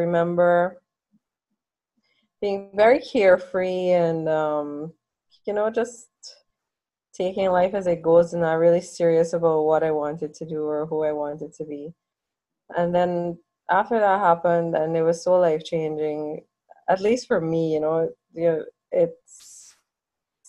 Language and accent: English; Guyana; growing up in Guyana was good for me